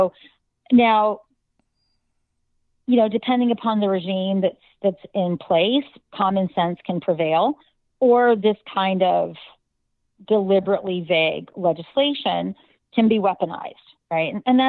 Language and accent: English; United States; also born or lived in California; as an American